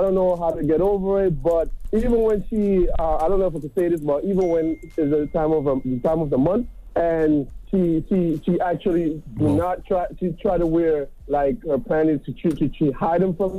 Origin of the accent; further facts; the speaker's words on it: Jamaica; Yeah, I'm Jamaican